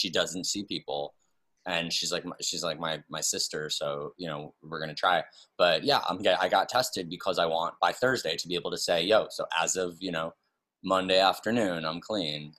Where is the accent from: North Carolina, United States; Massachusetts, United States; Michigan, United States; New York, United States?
New York, United States; New York City; moved away; also born or lived in West Hollywood; I'm born and raised in New York City